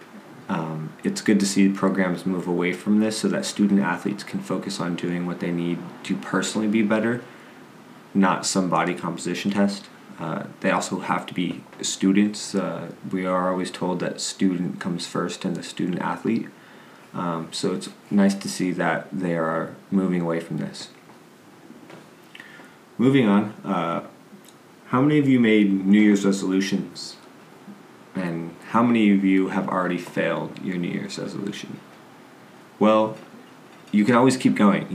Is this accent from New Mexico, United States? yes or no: yes; Las Cruces, New Mexico, United States; transferred to New Mexico State, which is my hometown.